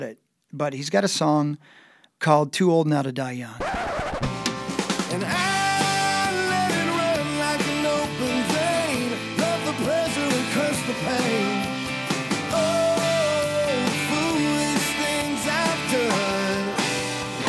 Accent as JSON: {"language": "English", "town": "Union City", "region": "Indiana", "country": "United States", "tie": "born or raised there", "moved": "yes", "said": "growing up in Union City, Indiana"}